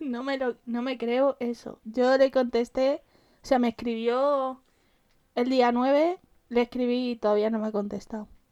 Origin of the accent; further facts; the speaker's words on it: Madrid, Community of Madrid, Spain; nosotras somos de Madrid